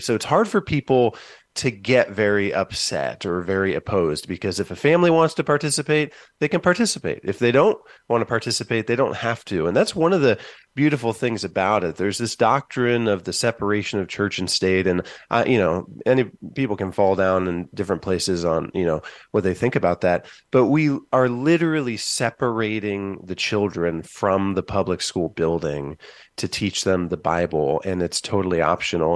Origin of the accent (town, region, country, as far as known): Van Wert, Ohio, United States; born or raised there; moved away as an adult; now in Columbus, United States